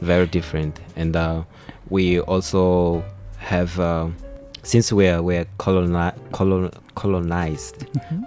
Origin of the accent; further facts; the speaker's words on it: Maputo, Mozambique; I'm from uh, the capital, uh, I mean, the capital province, mm-hmm. which is called Maputo